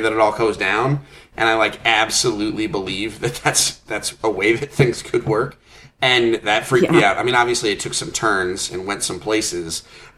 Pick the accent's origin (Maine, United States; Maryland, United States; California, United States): Maine, United States; Bangor; born there; I was born in Bangor, Maine.